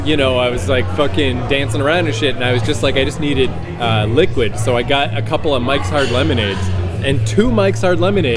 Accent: New Brunswick, Canada; moved away; as an old man now that I'm approaching 40, after all this weedness and fucking growing up in New Brunswick

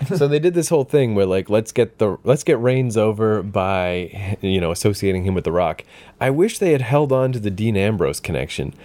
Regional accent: Canada; when I was a kid, I actually wished I had been born in America. I was like, I can't believe I'm Canadian

